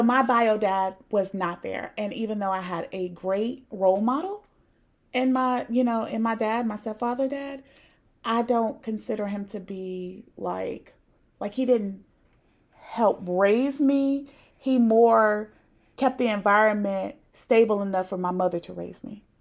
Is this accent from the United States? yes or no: yes; Raleigh, North Carolina, United States; also born or lived in Providence; We're from the same place, so we're from Raleigh-ish, 'cause I was born in Providence